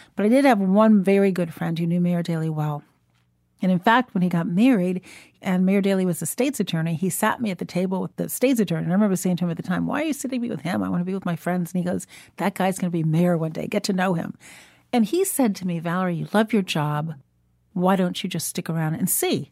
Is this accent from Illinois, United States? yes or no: yes; Chicago, Illinois, United States; also born or lived in Shiraz, Iran; Growing up in Chicago